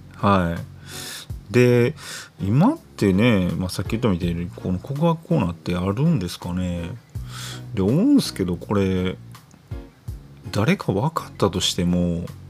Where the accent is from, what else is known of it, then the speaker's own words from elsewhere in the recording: Sakurai, Nara, Japan; 出身の、奈良、奈良出身なんですけど、奈良出身の、あの、桜井中学っていう